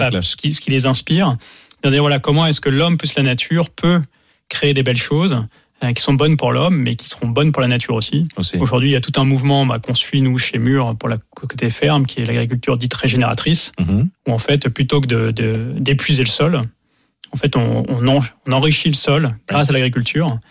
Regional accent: France; en tant que Français

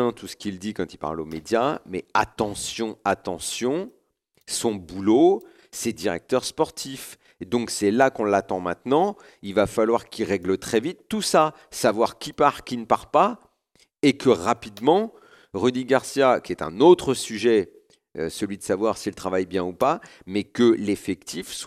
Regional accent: Lyon, Auvergne-Rhône-Alpes, France; franchement, je suis lyonnais, ça me gonfle un petit peu.

